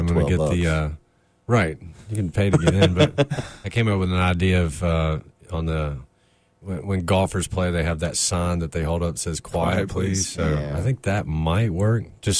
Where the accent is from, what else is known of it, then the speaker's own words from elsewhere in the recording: Raleigh, North Carolina, United States; Oh, yeah. We're proud to be from Raleigh. We fly our North Carolina flag everywhere we go.